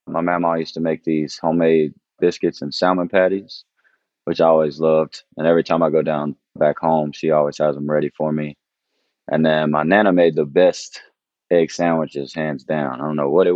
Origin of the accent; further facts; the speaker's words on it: Fort Oglethorpe, Georgia, United States; also born or lived in Chattanooga; Fort Oglethorpe, Georgia is where I grew up